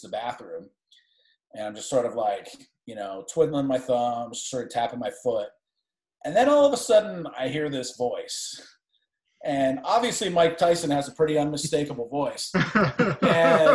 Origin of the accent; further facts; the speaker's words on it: Canada; I'm actually from Canada.